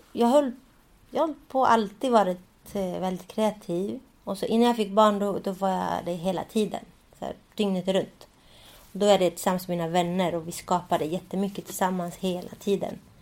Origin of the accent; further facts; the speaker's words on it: Sweden; jag är ju uppväxt i Sverige